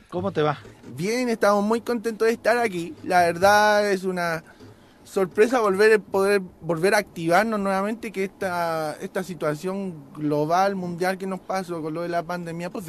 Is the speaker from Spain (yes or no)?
no; Santiago, Santiago Metropolitan Region, Chile; moved away as an adult; also born or lived in Mexico; now in California, United States; soy chileno soy ah, chileno, soy ah. chileno. Ah, estoy, estoy, aquí, llegué el 2008 ya aquí por aquí por México